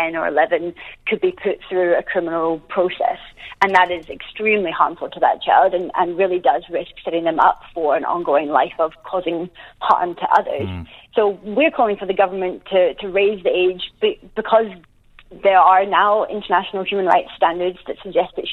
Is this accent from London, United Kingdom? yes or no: no; Glasgow, Scotland, United Kingdom; now in New Zealand; I grew up in Glasgow.